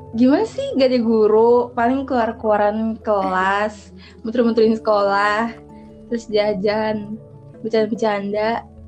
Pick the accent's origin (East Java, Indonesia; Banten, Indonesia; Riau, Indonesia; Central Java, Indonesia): Banten, Indonesia; Serang; Gue dari Serang, satu sekolah sama Sirin juga